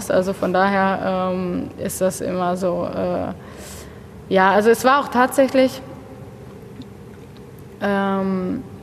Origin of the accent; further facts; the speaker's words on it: Bochum, North Rhine-Westphalia, Germany; born there; also born or lived in Paris; Ich, ich meine, ich bin in Bochum geboren. Ich, habe auch noch nicht so viel äh, wohnlich nicht so viel anderes gesehen. Ich bin tatsächlich auch immer in meinem Viertel so ein bisschen geblieben